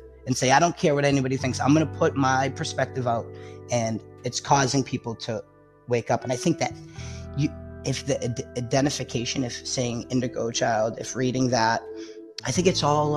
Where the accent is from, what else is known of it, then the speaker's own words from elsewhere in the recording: Massachusetts, United States; also born or lived in Florida; I grew up in Massachusetts like my whole life.